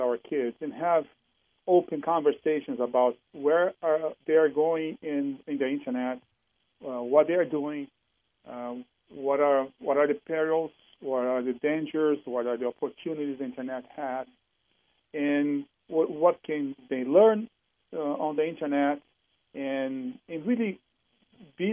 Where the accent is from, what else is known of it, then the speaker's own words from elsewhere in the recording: Brazil; moved away as an adult; now in Seattle, United States; I'm originally from Brazil, living in Seattle for over 10 years